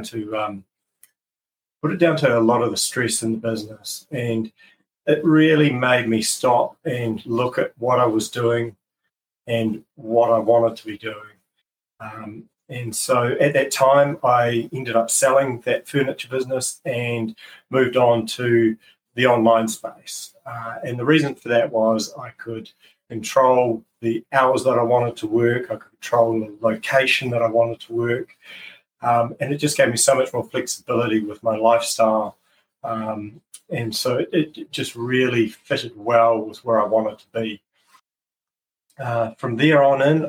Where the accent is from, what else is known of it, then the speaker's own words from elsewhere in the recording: New Zealand; I'm 43 years old and I'm from New Zealand